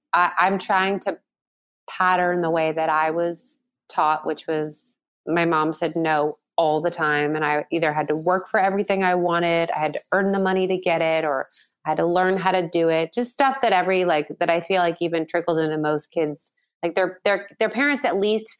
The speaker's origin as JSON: {"language": "English", "town": "San Diego", "region": "California", "country": "United States", "tie": "born or raised there", "said": "I grew up in San Diego"}